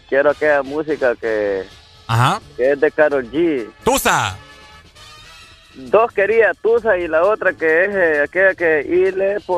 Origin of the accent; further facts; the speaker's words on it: Choluteca, Honduras; also born or lived in north coast of Honduras; Yo soy de aquí de Choluteca, pero yo estuve bastante ahí en la, zona, en la costa norte.